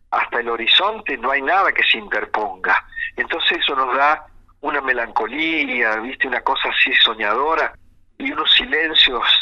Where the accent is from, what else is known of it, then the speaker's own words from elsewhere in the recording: Huinca Renancó, Córdoba, Argentina; now in Córdoba, Argentina; yo hace mucho tiempo que vivo acá en Córdoba, pero tengo la, patria y el corazón repartido en los dos lugares.